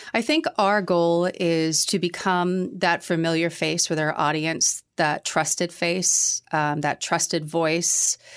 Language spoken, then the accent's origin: English; Middleborough, Massachusetts, United States; moved away as an adult; now in New Hampshire, United States; I grew up in Middleborough. I used to describe it as halfway between Boston and the Cape